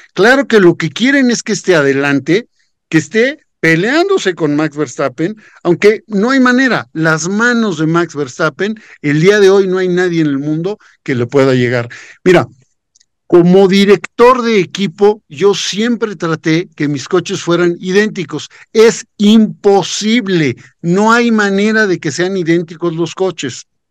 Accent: Mexico

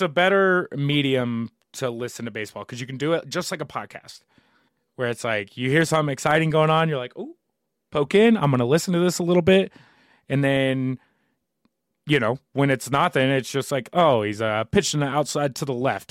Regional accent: New Albany, Indiana, United States; I'm from New Albany, Indiana

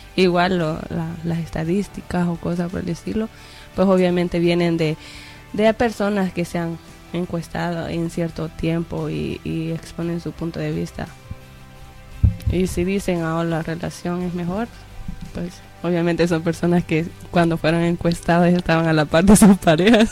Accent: El Salvador; moved away; allá en El Salvador, en mi país

